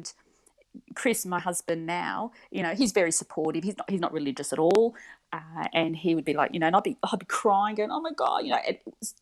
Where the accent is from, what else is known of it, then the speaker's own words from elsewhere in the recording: Wagga Wagga, New South Wales, Australia; also born or lived in Perth; my parents divorced when I was 5. We moved back to Wagga, which is central New South Wales.